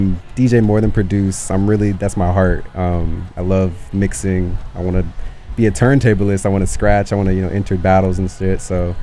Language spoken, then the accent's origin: English; Marietta, Georgia, United States; moved away as an adult; also born or lived in Dallas, Texas / Plano, Texas; now in San Francisco, United States; Yeah, I was born in Dallas, Texas, but only spent like 3 years there in Plano. But my home is Marietta, Georgia.